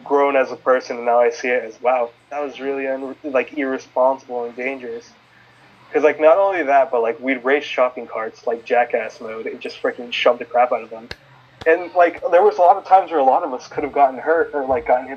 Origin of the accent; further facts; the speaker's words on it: Fremont, California, United States; also born or lived in Oakland, California; I was born in Oakland, but I was I grew up partly in Fremont